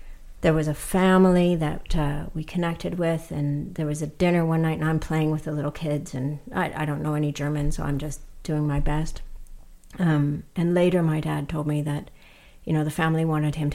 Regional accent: Canada; as a Canadian-born citizen

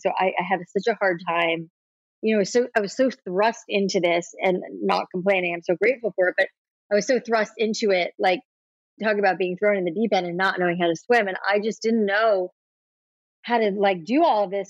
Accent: South Florida, United States; I grew up in South Florida

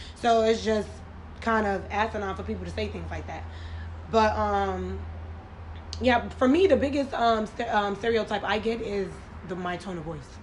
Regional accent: New York, United States; growing up in New York

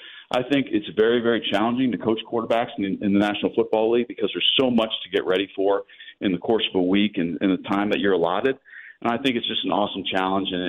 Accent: Pennsylvania, United States; moved away; we're both from Pennsylvania

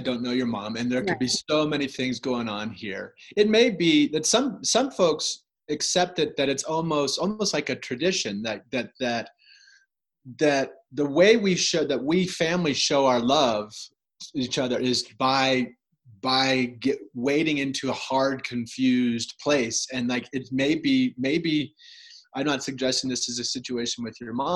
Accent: United States; as an American physician

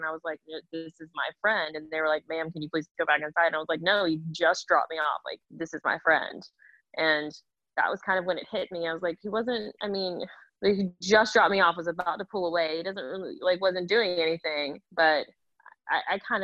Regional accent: Georgia, United States; I grew up in Georgia. I grew up in the South

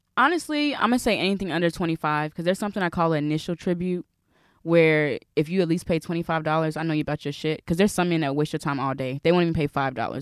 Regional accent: the South, United States; I'm from the South. I'm a Southern sweetheart

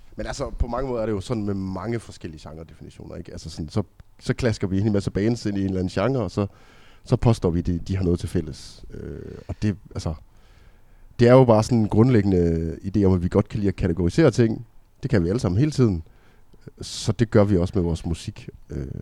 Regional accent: Aalborg, North Denmark Region, Denmark; Vi kommer fra Aalborg

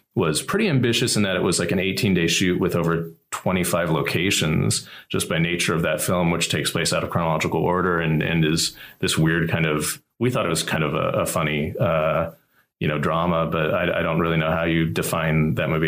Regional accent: Columbia, Missouri, United States; moved away as an adult; now in Los Angeles, United States; my hometown of Columbia, Missouri

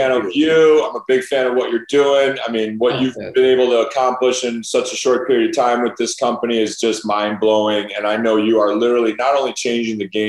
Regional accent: Chicago, Illinois, United States; as a young kid growing up in the North Shore of Chicago

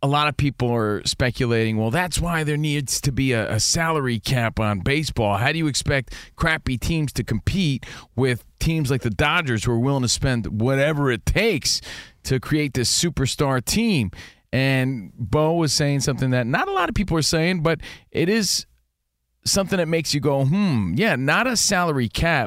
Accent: East Coast, United States; now in Los Angeles, United States; we grew up on the East Coast where the Yankees had the evil empire

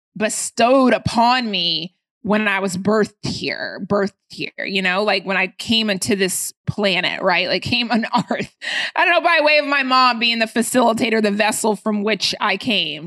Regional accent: Atlanta, Georgia, United States; also born or lived in Baltimore, Maryland; I moved to Atlanta when I was, uh, ten

